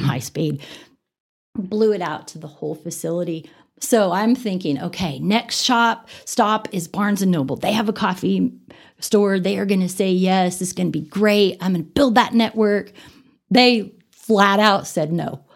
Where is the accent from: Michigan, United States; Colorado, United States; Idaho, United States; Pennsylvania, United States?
Colorado, United States; Denver; moved away as an adult; now in Amarillo, United States; I grew up in Denver